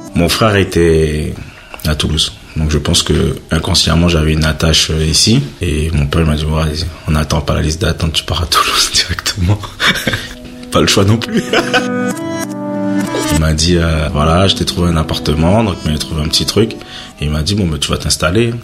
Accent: French Guiana; moved away as an adult; now in France

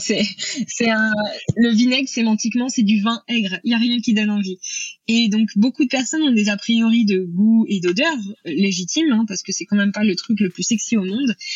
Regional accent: Normandy, France; je suis originaire de Normandie, euh, là où où j'ai grandi

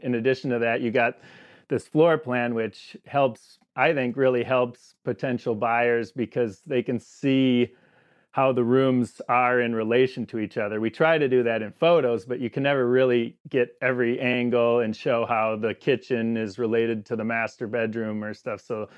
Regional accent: Saukville, Wisconsin, United States; And eventually I moved back here where I'm from. I grew up in Saukville. And so I moved back here

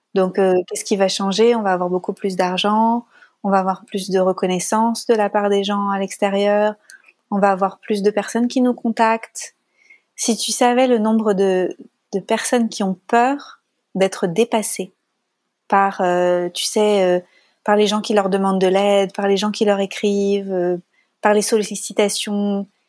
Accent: France; accent: French; j'ai un accent. Et euh, quoique l'accent français c'est pas mal quand même

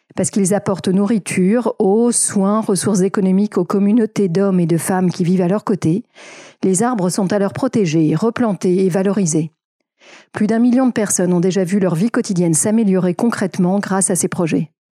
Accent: France; chez nous, en France

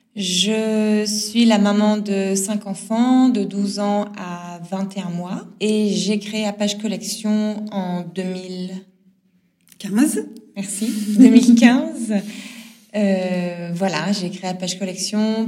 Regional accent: Nord, Hauts-de-France, France; je suis du Nord. Je vous dis du Nord, du Nord de la France. Euh, je viens du Nord

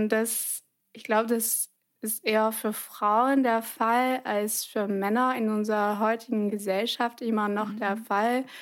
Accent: France; German is a second language; als Französin

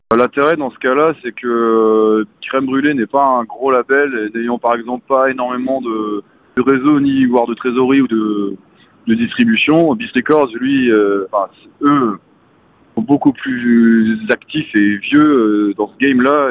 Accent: Côtes-d'Armor, Brittany, France; je suis originaire des Côtes d'Armor, j'ai grandi pas si loin de, de Binic

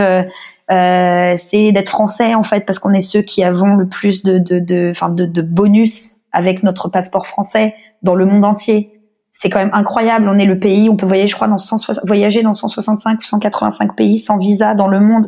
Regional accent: Paris, Île-de-France, France; moved away as an adult; now in Australia; en tant que parisienne. Moi c'est aussi pour ça que je me suis jamais sentie totalement, je pense parisienne ou française

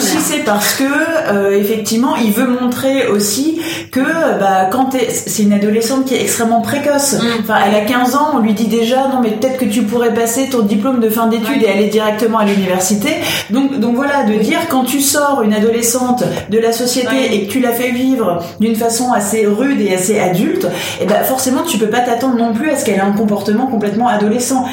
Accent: Lorraine, Vosges side, Grand Est, France; en Lorraine, région dont je suis originaire, mais côté des Vosges

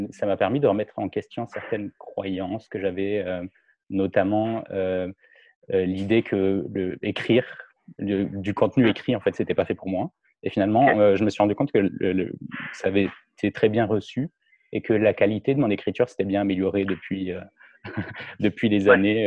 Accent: France; moved away as an adult; now in Montreal, Canada; je suis français, ça fait deux ans que, je vis maintenant à Montréal

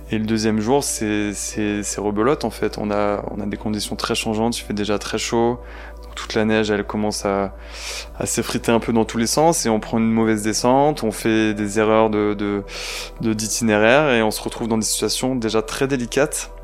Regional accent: Provence-Alpes-Côte d'Azur, France; also born or lived in Marseille; je suis né en Provence, j'habite à Marseille

